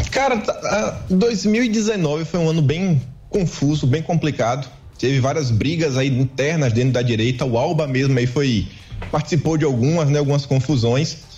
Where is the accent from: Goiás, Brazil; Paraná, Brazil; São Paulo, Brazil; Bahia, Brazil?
Bahia, Brazil; Feira de Santana; Sou de Feira de Santana